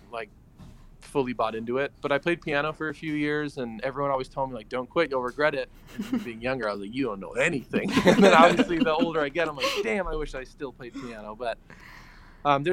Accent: California, United States; I'm from California

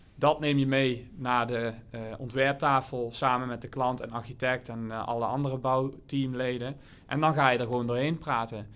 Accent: Limburg, Netherlands; moved away; also born or lived in Spain; ik kom uit Limburg, dorpje naast elkaar

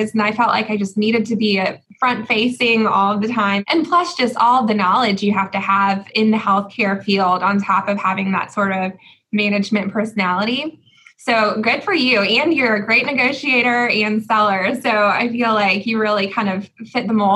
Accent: Augusta, Georgia, United States; I'm from Augusta.

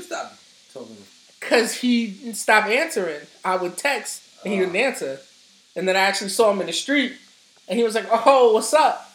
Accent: New York City, New York, United States; I'm from Harlem.

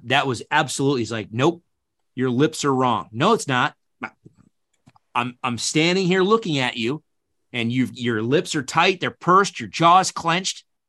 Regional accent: upstate New York, United States; born or raised there; also born or lived in Kentucky

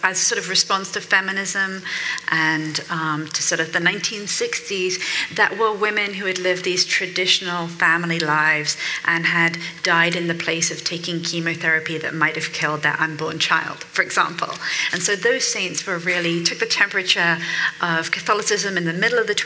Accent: England, United Kingdom; I'm from England

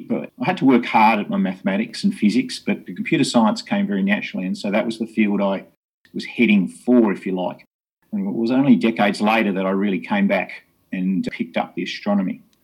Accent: Hobart, Tasmania, Australia; I grew up in Hobart in Tasmania and uh, born and bred here

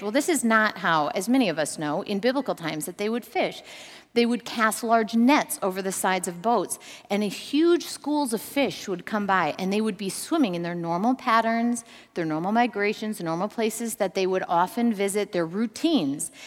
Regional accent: Minnesota, United States; Growing up in Minnesota, I was an, a, a fisherman's, an avid fisherman's daughter

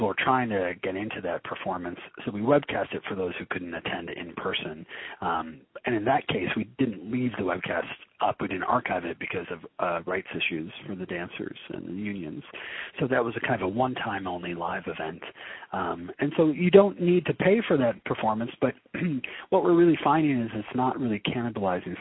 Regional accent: Detroit, Michigan, United States; also born or lived in Brooklyn, New York; now in northern Michigan, United States; I'm originally from Michigan. I'm originally from Detroit.

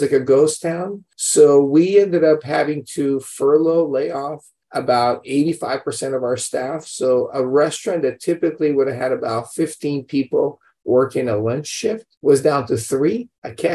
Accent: Brazil; now in United States; We grew up in Brazil, of all places. Parents immigrated, you know, there after World War II. We were born and raised there. We come to America.

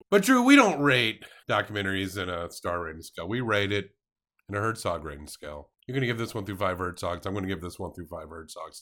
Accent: the South, United States; as a Southerner, I literally ate the weight of this city in pork throughout my lifetime

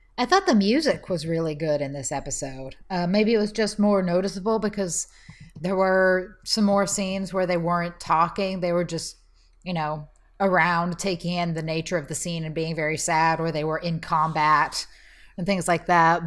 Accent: Texas, United States; As a Texan

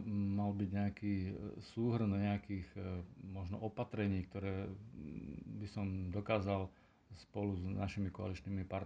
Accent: Terchová, Žilina Region, Slovakia; pochádzam z Terchovej

